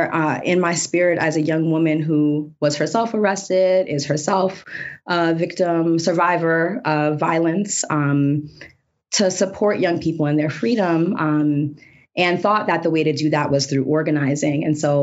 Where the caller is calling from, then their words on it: Florida, United States; I'm joining you from Tequesta, Miccosukee, Seminole lands in South Florida, what we call South Florida now.